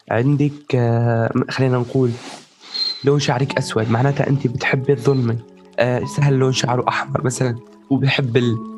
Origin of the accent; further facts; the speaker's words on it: Syria; إيه، اسفين اسفين انا سوري انا